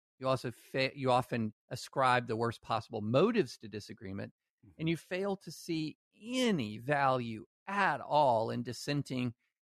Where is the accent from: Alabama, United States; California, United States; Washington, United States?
Alabama, United States; born there; also born or lived in Louisiana / Tennessee / Kentucky; I was born in Alabama, lived in Louisiana, Tennessee, and Kentucky.